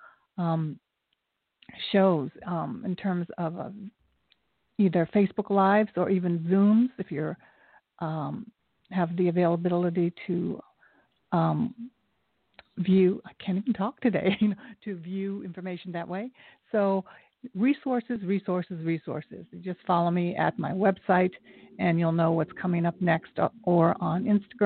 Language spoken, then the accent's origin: English; Japan; moved away; I was born in Japan. I'm half Japanese, and the other side is Scotch-Irish.